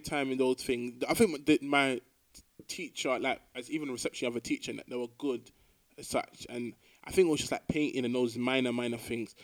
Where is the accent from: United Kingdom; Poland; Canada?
United Kingdom; London; moved away as an adult; now in Glasgow, United Kingdom; originally I'm born in London, but I'm not ethnically English person